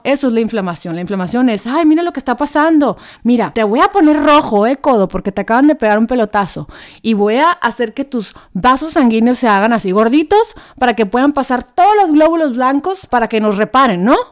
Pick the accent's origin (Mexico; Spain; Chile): Mexico; Hermosillo, Sonora; yo soy de Hermosillo, Sonora